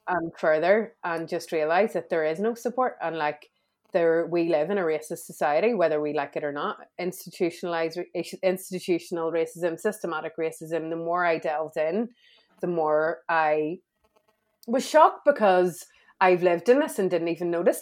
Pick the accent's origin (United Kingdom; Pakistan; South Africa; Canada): United Kingdom; Belfast, Northern Ireland; I grew up in Belfast.